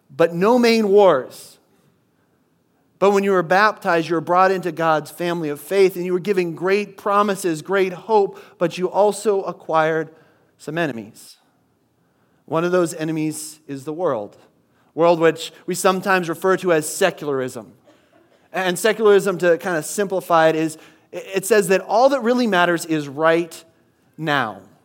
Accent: Midwest, United States; moved away; I grew up in the Midwest where nothing was open on Sundays

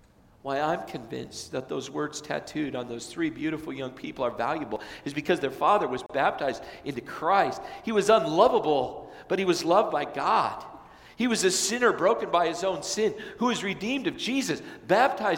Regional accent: California, United States; moved away; I was from California

